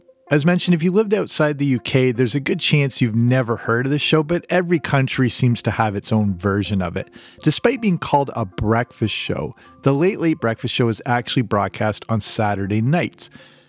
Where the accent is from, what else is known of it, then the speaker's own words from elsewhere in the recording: Canada; also born or lived in England; So I'm Canadian and partly grew up in England, as I've covered on this show